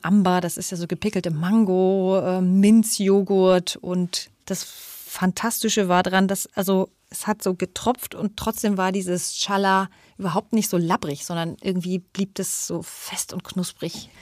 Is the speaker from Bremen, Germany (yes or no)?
no; Berlin, Germany; wir Berliner